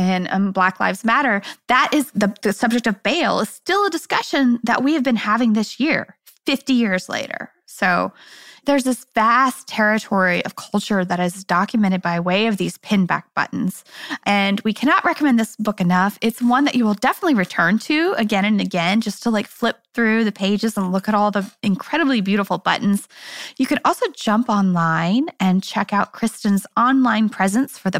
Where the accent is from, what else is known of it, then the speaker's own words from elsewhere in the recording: Kansas City, United States; I'm from Kansas City